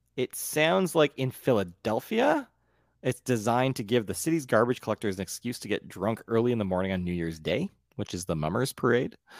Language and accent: English; Ontario, Canada; also born or lived in Newfoundland (heritage); I'm from Ontario where we have no culture